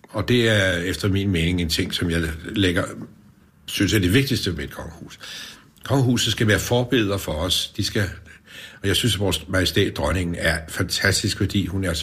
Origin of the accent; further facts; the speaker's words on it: Gentofte, Capital Region of Denmark, Denmark; also born or lived in Frederiksberg; Jeg har boet hele mit liv i Kentoft Kommune